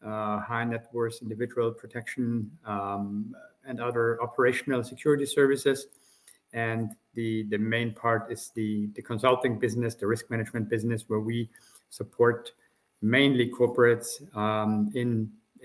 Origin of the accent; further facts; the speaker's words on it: Austria; accent: Austrian; now in Germany; as you can hear from my accent, I'm originally Austrian. I work in Germany now